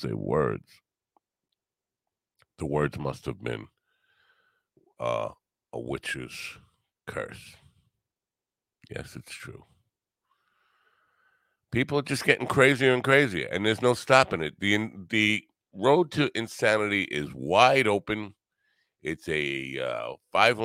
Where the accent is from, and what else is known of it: New York, United States